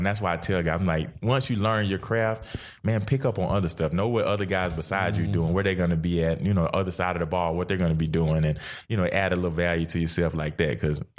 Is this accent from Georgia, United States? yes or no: yes; Georgia, United States; I grew up a Georgia fan. You know, I grew up in Georgia.